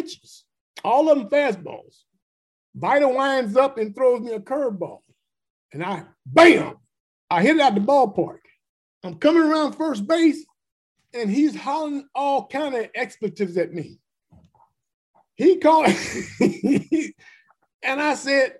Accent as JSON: {"language": "English", "area": "Bay Area", "region": "California", "country": "United States", "said": "I'm from the Bay Area. So I lived in the Bay Area"}